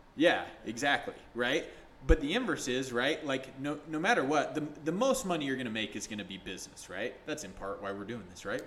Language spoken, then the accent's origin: English; St. George, Utah, United States; also born or lived in Salt Lake City, Utah; I grew up here in Utah for the most part. Um, grew up in St. George for the majority of it, moved back here for high school